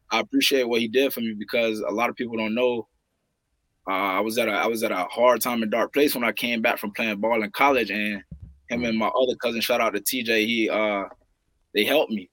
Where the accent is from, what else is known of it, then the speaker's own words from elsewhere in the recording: St. Petersburg, Florida, United States; growing up here, man, I'm from St. Petersburg, Florida, seven two seven